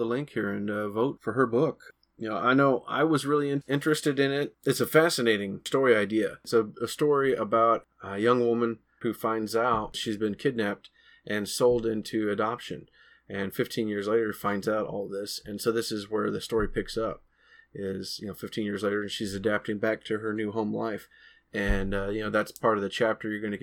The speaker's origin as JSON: {"language": "English", "region": "Missouri", "country": "United States", "accent": "country or southern", "said": "being a guy from Missouri, I probably sounded very country, very country or southern to her"}